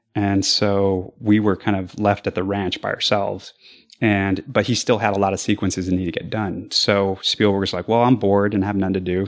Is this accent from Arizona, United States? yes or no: yes; Arizona, United States; I'm from Arizona